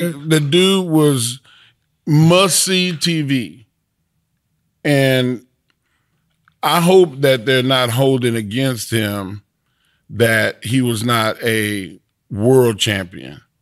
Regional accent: Texas, United States

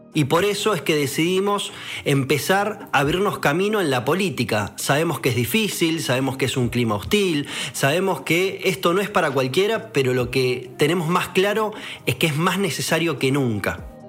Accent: Buenos Aires, Argentina; Nací en la Argentina hace 33 años, viví toda mi vida en la ciudad de Buenos Aires

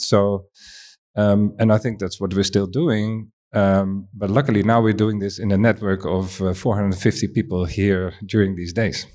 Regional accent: Amsterdam, North Holland, Netherlands; I'm coming from Amsterdam

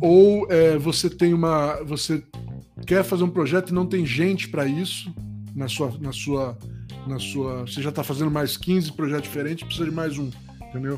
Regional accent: Rio de Janeiro, Brazil; moved away as an adult; also born or lived in Itabira, Minas Gerais / São Paulo; não sou carioca, mas eu fui criado no Rio, por isso que eu tenho um pouquinho de sotaque ainda até hoje, né? Saí do Rio com 18 anos

